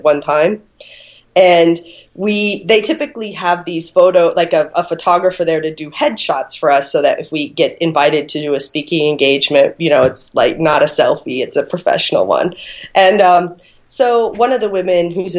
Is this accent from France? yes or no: no; Phoenix, Arizona, United States; moved away as an adult; now in Australia; I am American. I was born and raised on the west side of Phoenix